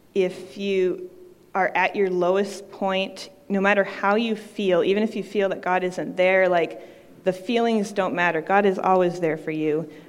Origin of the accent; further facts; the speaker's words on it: Maine, United States; I'm from Maine